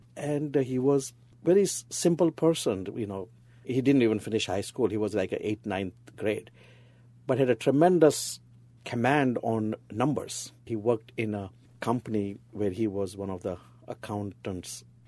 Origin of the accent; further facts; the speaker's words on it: Mumbai, Maharashtra, India; moved away as an adult; now in United States; We moved to Bombay when I was two and a half years old